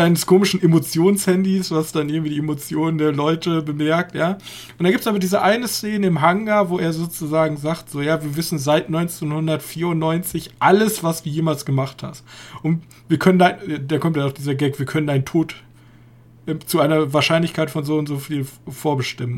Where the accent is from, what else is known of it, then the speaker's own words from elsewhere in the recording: Germany; als Deutsche